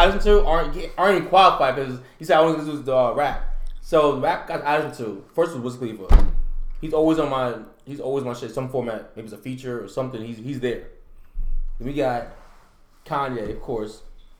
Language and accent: English; New York, United States; I'm from New York?